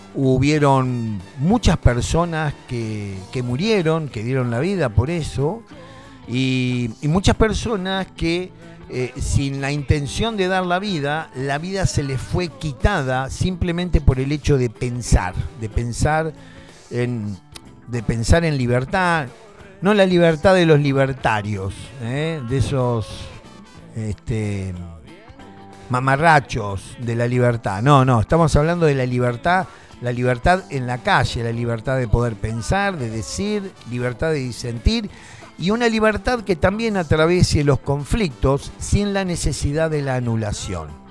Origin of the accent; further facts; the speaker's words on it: Argentina; also born or lived in Tandil; Los argentinos estamos sometidos